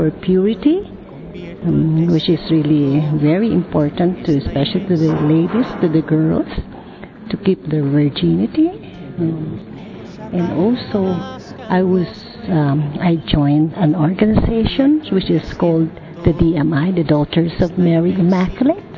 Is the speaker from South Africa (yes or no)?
no; Philippines; I'm from the Philippines.